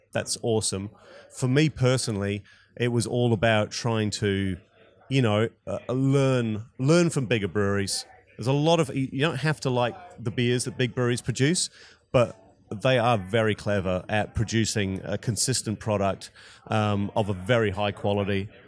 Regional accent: New Zealand; moved away as an adult; also born or lived in Scotland / Wellington, New Zealand / Christchurch, New Zealand / Australia; I was born in Scotland, but, um, grew up in New Zealand

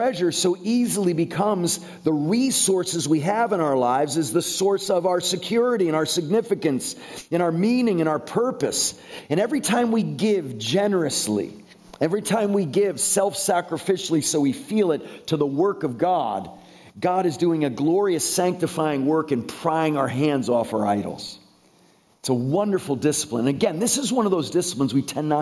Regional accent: Connecticut, United States; I grew up in the Northeast in Connecticut

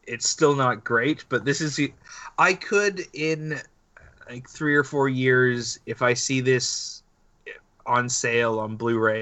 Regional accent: Canada; we're Canadian.

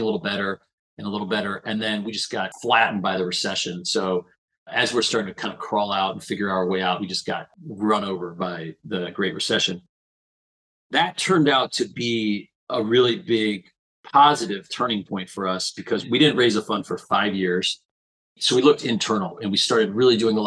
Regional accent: Perrysburg, Ohio, United States; moved away as an adult; I grew up in Perrysburg, Ohio, which is kind of a blue-collar town

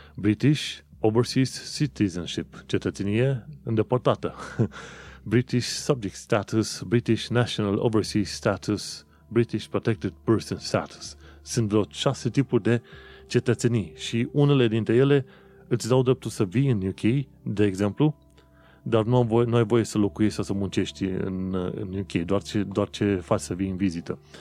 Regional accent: Romania; now in United Kingdom; eu, ca român, să nu aplic pentru viză

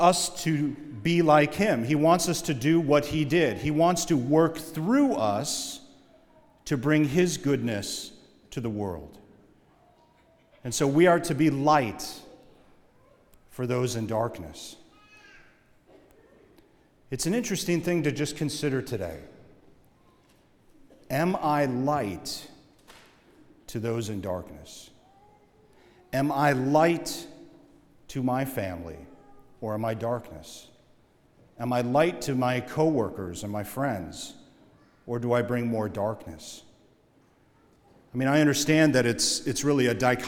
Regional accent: Oshkosh, Wisconsin, United States; growing up in Oshkosh, Wisconsin, just like most places in the Midwest, we had a basement

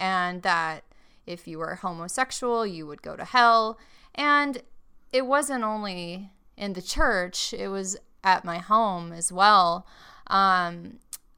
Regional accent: Longview, Texas, United States; moved away; I grew up in Longview, Texas, which is Northeast Texas, in what they call the Bible Belt

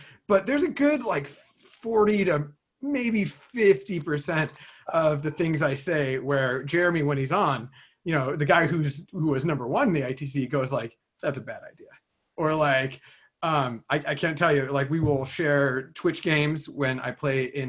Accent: Bay Area, California, United States; I grew up in the Bay Area in California

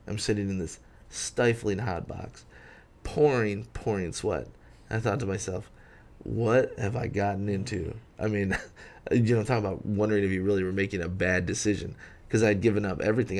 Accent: Rochester, New York, United States; moved away as an adult; also born or lived in Syracuse, New York; now in Memphis, United States; I was born in Rochester, um, graduated from an all-boys school there

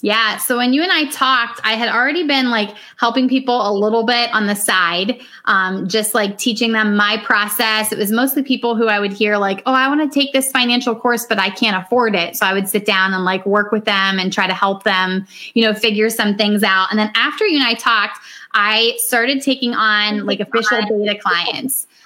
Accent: Northeast Ohio, United States; I'm from Northeast Ohio, so quite a ways away from Phoenix.

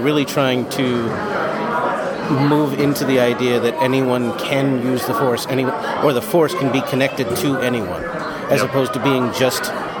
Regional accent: Farmington, Minnesota, United States; I am actually from Farmington.

